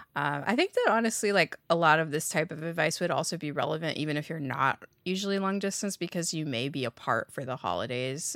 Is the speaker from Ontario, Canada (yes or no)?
yes; Toronto, Ontario, Canada; I've been born and raised in Toronto and my parents still live here and I still live here.